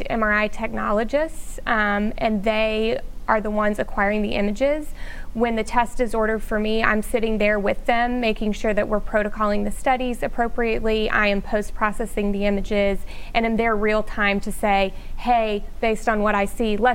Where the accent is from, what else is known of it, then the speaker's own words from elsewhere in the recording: Shreveport, Louisiana, United States; I am from Shreveport, grew up here